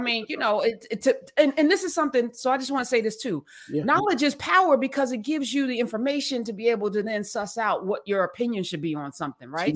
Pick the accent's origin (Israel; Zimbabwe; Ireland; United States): United States; East Orange, New Jersey; East Orange, my hometown